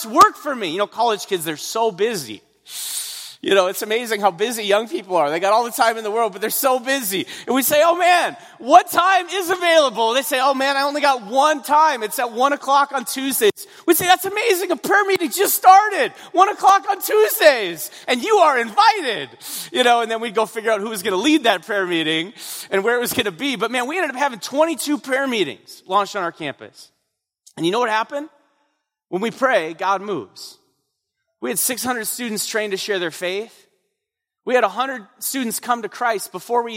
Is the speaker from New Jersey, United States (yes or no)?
no; North Dakota, United States; I'm from North Dakota. North Dakota